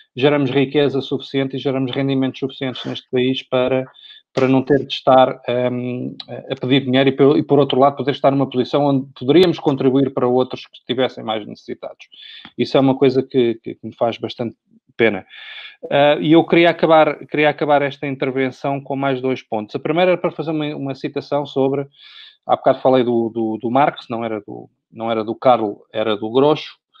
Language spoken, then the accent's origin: Portuguese; Portugal; como português, uh, mas e como residente em Portugal também